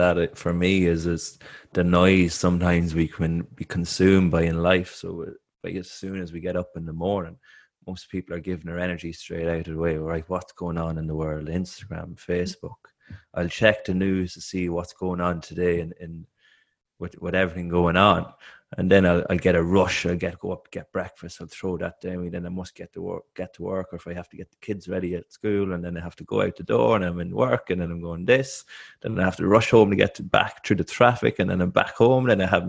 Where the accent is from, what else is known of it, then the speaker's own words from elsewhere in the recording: Ireland; I'm an Irish athlete. I'm running on a track.